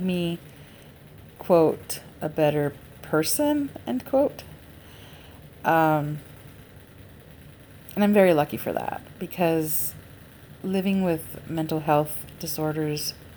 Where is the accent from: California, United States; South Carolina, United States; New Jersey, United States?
California, United States; Los Angeles; I am an LA native and have always lived in Los Angeles County